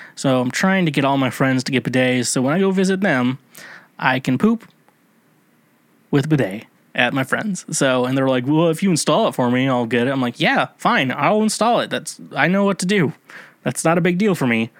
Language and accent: English; United States; Now, I'm an American. I went to, uh, American school